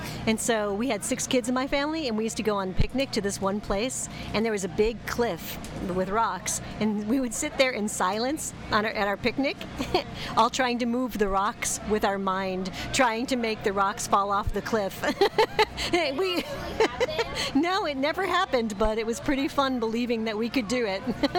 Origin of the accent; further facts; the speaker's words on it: Los Angeles, California, United States; I'm from Reseda